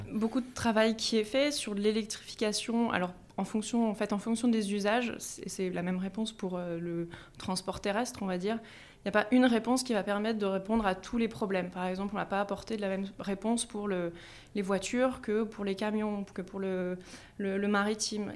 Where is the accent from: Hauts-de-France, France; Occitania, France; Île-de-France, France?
Hauts-de-France, France; Compiègne; moved away as an adult; also born or lived in Grenoble; J'ai grandi en Picardie, voilà, à Compiègne